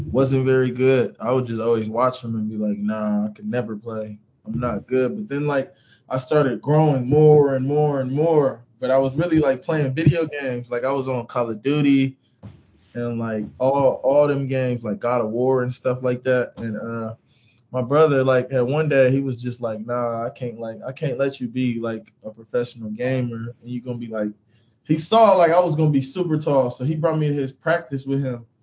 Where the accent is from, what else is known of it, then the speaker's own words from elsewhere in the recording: California, United States; born there; also born or lived in Kansas; So I was born in California